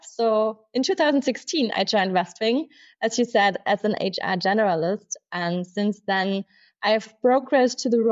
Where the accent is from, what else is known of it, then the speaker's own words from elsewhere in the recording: Munich, Bavaria, Germany; I'm a true Münchner Kinder, born and raised in Munich.